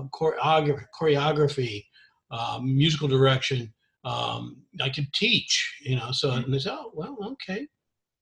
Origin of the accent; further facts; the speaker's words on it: Memphis, Tennessee, United States; also born or lived in Texas / Japan / Hawaii; I grew up in Memphis, Tennessee, primarily